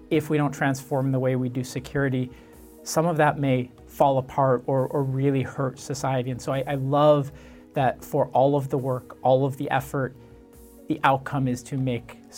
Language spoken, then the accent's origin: English; Michigan, United States; moved away as an adult; For me, I grew up in Michigan, um, which is a, a, state in, in the Midwest, um, and it's a much quieter place.